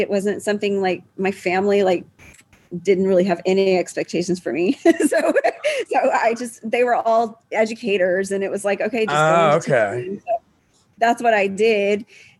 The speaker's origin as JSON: {"language": "English", "town": "Houston", "region": "Texas", "country": "United States", "tie": "born or raised there", "said": "Yeah, I still live in Houston. I live like 3 miles from where I grew up."}